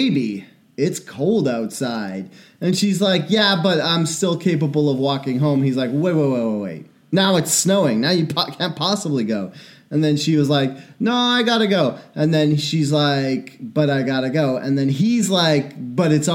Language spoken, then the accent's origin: English; Cleveland, Ohio, United States; I'm from Cleveland.